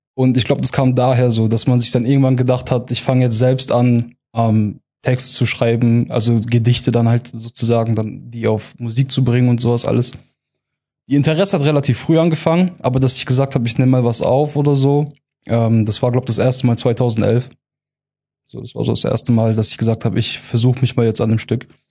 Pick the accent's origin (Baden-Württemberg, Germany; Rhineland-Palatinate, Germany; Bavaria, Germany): Baden-Württemberg, Germany; Heilbronn region; also born or lived in Eppingen; Ich ähm, komme aus der Region Heilbronn, wohne derzeit in Eppingen